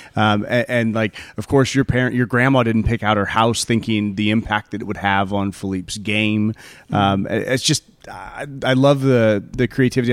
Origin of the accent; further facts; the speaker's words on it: United States; in America, right, in the suburbs where, where I grew up and where I live